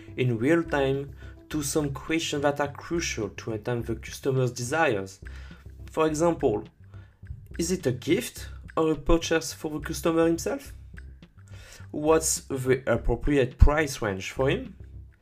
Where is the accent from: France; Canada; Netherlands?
France; accent: French; English is a second language; with my French accent